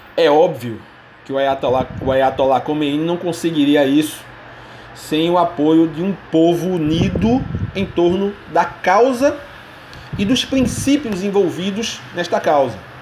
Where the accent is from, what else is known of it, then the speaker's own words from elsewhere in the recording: Brazil; Como brasileiro, muçulmano e professor